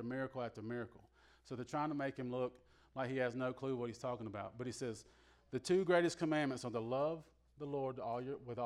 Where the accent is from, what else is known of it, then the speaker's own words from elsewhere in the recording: the South, United States; Now, I'm from the South.